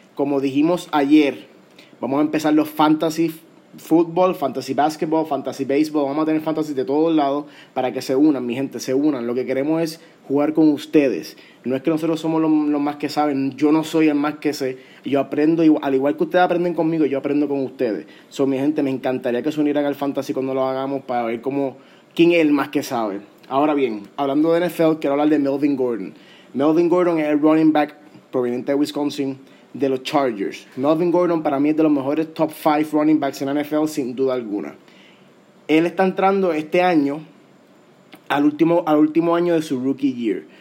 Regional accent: Puerto Rico; como puertorriqueño

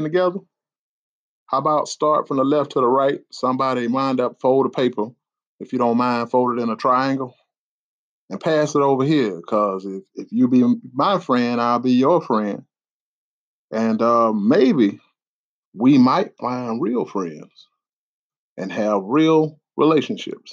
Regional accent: the South, United States; I'm from the South

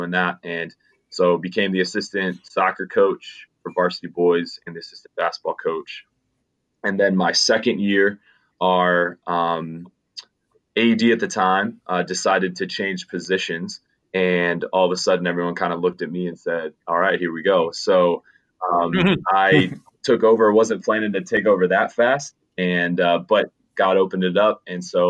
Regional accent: Schaumburg, Illinois, United States; I grew up in the Chicagoland area, northwest suburbs of Chicago, and specifically Schaumburg, Illinois

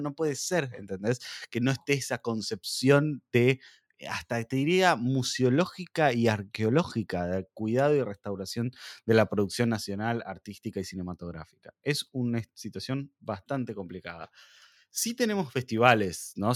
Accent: Argentina; como argentinos y como latinoamericanos

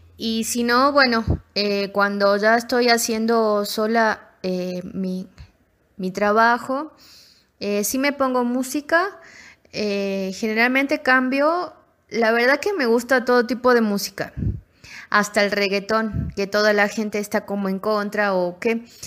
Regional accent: Tucumán, Argentina; moved away as an adult; vengo de la provincia de Tucumán, ahí nací, y es una provincia que tiene mucho de la parte árabe.

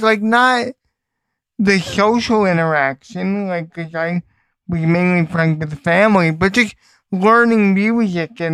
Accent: Ronkonkoma, New York, United States; I'm the lone New Yorker in the group

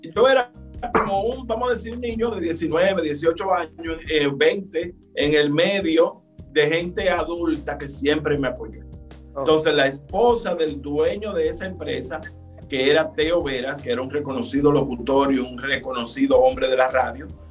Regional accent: Santiago de los Caballeros, Santiago, Dominican Republic; moved away as an adult; now in Santo Domingo, Dominican Republic; yo nací y me crié en Santiago

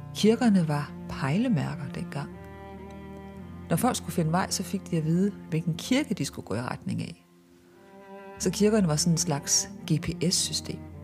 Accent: Viborg, Central Denmark Region, Denmark; moved away; jeg er opvokset i Viborg, født i Viborg

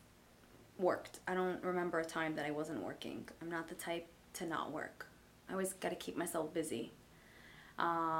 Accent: New York City, New York, United States; first language English; moved away as an adult; also born or lived in Israel; now in Miami, United States; I grew up in Brooklyn, New York

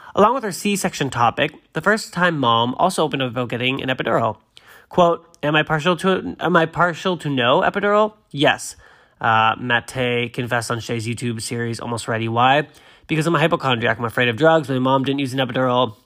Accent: Massachusetts, United States; I am from Massachusetts

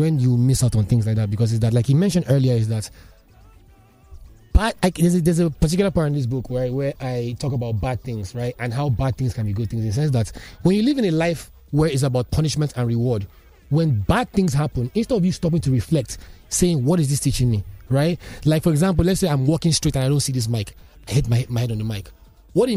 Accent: Nigeria; a Nigerian man growing up in, you know, in this country in the last 30 plus years

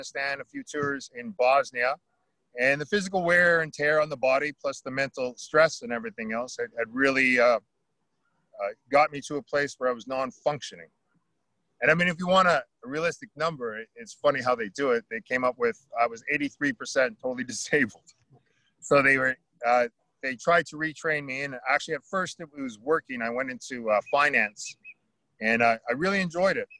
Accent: Oromocto, New Brunswick, Canada; I'm down here at the Oromocto First Nations. So we're down in the water. Oromocto is a First Nations, we're a Maliseet people

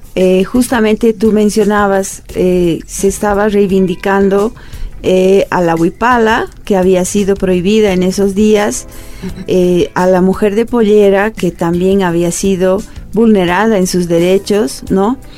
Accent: Bolivia; nosotros como pueblo boliviano

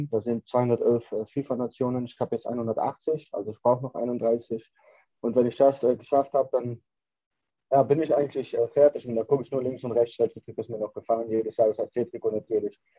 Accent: Netherlands; also born or lived in Cologne, Germany; ich bin in Köln geboren, in Deutschland, war aber vier Jahre alt, als meine Eltern geschieden sind. Da sind wir nach Holland gezogen.

